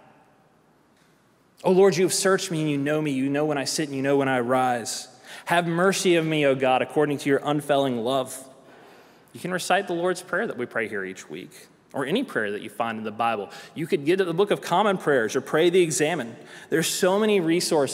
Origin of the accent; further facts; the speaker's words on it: South Carolina, United States; moved away; also born or lived in Tennessee; I'm from South Carolina